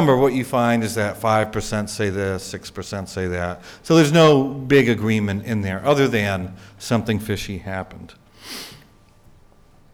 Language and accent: English; New England, United States; I'm from New England